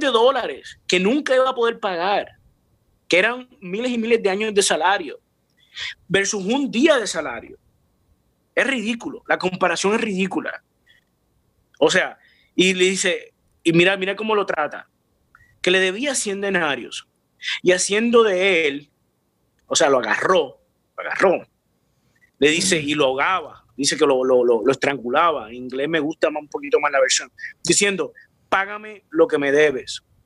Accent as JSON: {"language": "Spanish", "town": "San Juan", "country": "Puerto Rico", "tie": "born or raised there", "said": "yo nací en Puerto Rico, Río Piedras, Puerto Rico, en un barrio que se llama San José"}